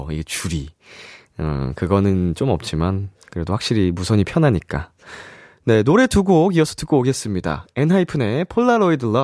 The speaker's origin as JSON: {"language": "Korean", "town": "Yeongdeok", "region": "North Gyeongsang", "country": "South Korea", "tie": "born or raised there", "moved": "yes", "said": "저는 본가가 영덕에 있어요. 영덕. 네, 경상북도"}